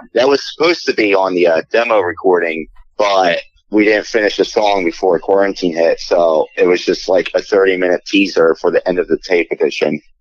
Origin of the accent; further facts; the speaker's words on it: Philadelphia, Pennsylvania, United States; I'm from Philly